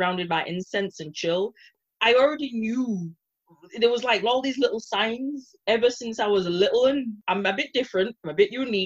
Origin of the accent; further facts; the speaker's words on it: Bradford, Yorkshire and the Humber, United Kingdom; moved away as an adult; also born or lived in Edinburgh; now in Aberdeen, United Kingdom; I had a choice whether to go and stay in my hometown of Bradford or go to Scotland